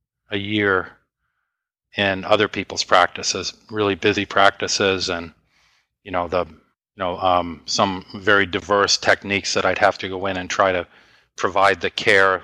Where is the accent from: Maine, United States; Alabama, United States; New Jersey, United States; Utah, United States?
Maine, United States; moved away as an adult; also born or lived in North Carolina; I'm from Maine and my wife's from Maine, and we moved to North Carolina